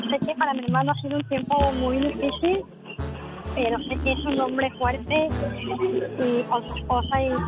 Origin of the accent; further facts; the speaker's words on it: near Toluca, State of Mexico, Mexico; Nosotros somos del Estado de México, cerca de Toluca.